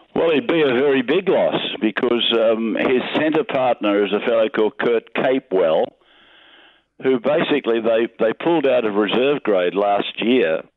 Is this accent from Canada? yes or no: no; Junee, New South Wales, Australia; moved away as an adult; also born or lived in Young, New South Wales; now in Sydney, Australia; I was born in Junee, New South Wales